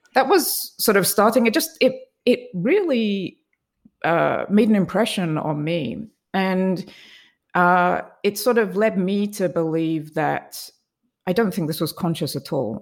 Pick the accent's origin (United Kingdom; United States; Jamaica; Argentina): United Kingdom; England; I grew up in England